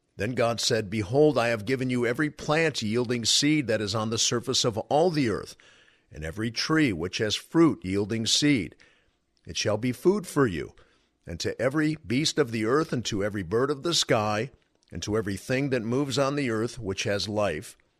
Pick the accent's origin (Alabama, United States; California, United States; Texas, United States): California, United States; I am from California